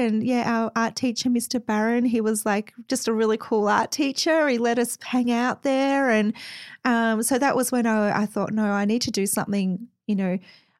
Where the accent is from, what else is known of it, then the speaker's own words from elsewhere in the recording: Mount Eliza, Victoria, Australia; You know, I grew up in Mount Eliza, so, you know, suburbia, very vanilla place, beautiful place to grow up.